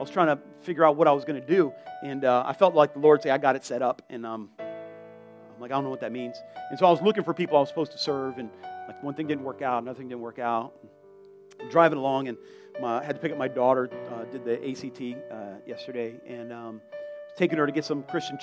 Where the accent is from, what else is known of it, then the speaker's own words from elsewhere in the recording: South Florida, United States; I'm from South Florida